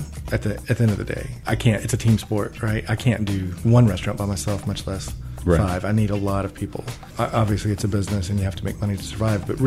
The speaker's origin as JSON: {"language": "English", "town": "Kodak", "region": "Tennessee", "country": "United States", "tie": "born or raised there", "said": "I grew up in Kodak"}